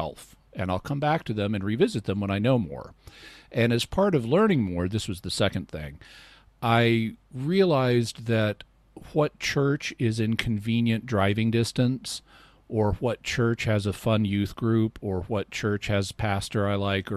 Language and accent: English; Arkansas, United States; also born or lived in Texas; I was born in Texas and raised in Arkansas